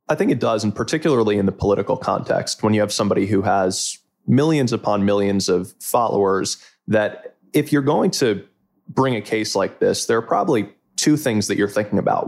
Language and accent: English; Closter, New Jersey, United States; I hail originally from Closter, New Jersey, from Bergen County